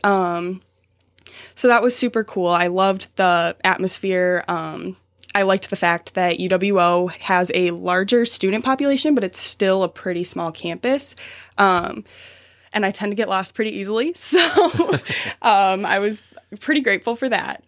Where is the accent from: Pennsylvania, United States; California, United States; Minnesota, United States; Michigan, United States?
Minnesota, United States; Savage; moved away as an adult; I'm from Minnesota